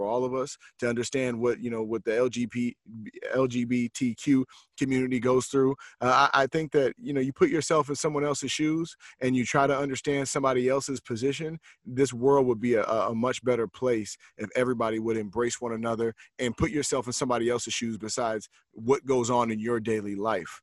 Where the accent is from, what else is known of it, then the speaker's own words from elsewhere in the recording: West Coast, United States; moved away; also born or lived in New York; me growing up on the West Coast